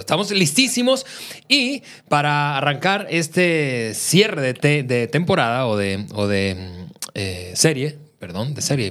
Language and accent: Spanish; Venezuela; now in Mexico; yo soy eh, venezolano de nacimiento, mexicano por naturalización